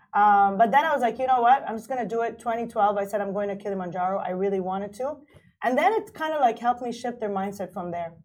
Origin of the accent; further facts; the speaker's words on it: Kuwait; moved away as an adult; now in Dubai, United Arab Emirates; I grew up in Kuwait. I was born and raised in Kuwait